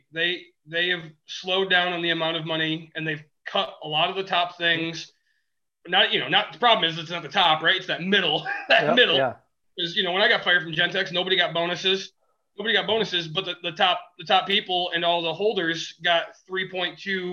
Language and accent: English; West Michigan, United States; we are from West Michigan, the Midwest